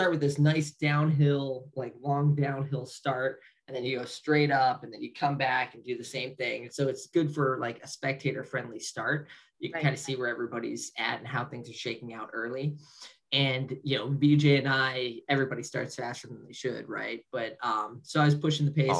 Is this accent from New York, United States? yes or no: no; Ohio, United States; Everybody was in Ohio, and it's my home state